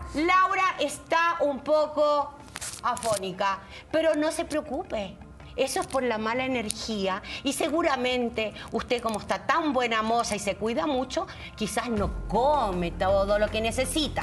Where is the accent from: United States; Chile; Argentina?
Chile; moved away; Yo soy una bruja que vengo de Chile